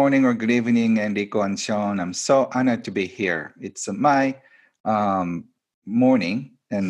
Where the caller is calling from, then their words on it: Japan; I am doing this from my retreat center, which is outside of Tokyo, about 2-hour drive.